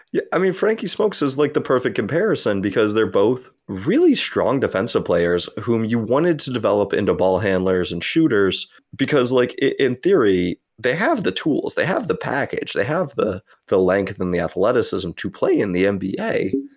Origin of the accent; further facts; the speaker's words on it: United States; as an American